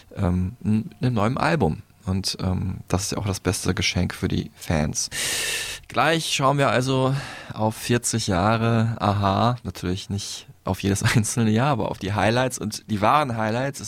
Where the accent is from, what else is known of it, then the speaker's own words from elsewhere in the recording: North Rhine-Westphalia, Germany; ich als Westfale bin da noch so der südlichste Nordeuropäer